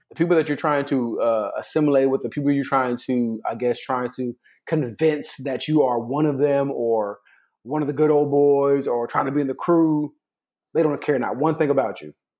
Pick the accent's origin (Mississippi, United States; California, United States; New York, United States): California, United States; I'm from California